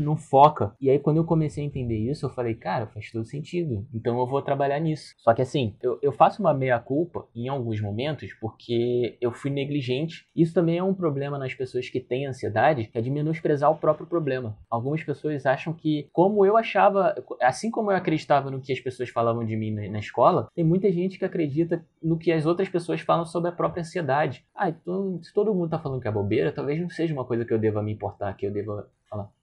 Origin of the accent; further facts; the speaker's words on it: Rio de Janeiro, Brazil; sou do Rio de Janeiro